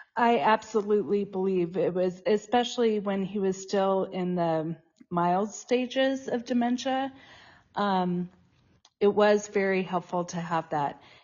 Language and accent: English; Tucson, Arizona, United States; moved away as an adult; also born or lived in Boulder, Colorado; now in Boulder area, Colorado, United States; I was born in Boulder and grew up in Tucson, Arizona, and I've been back in Colorado since nineteen ninety-nine